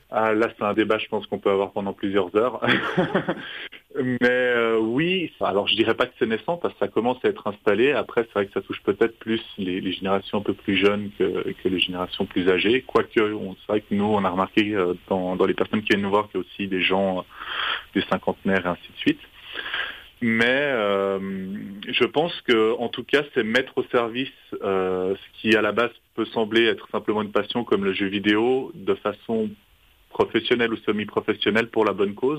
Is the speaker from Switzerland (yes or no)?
yes; French-speaking Switzerland, Romandy, Switzerland; on est suisse romand